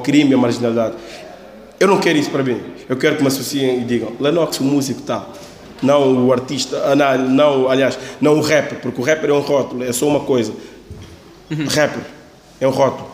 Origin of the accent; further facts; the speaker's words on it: Lisbon, Portugal; sendo Lisboeta